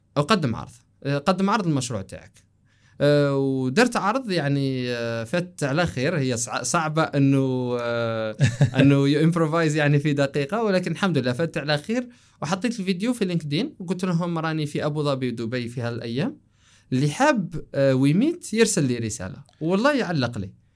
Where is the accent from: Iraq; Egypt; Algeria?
Algeria; قلنا انتو جزائريين قلنا له ايه